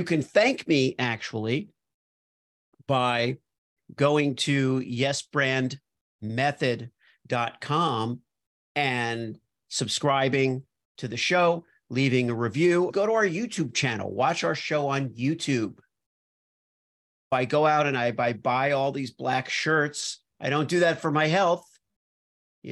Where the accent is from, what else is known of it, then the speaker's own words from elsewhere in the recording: Miami, Florida, United States; also born or lived in New York / Los Angeles; now in Iowa, United States; so I grew up in Miami and then I moved to New York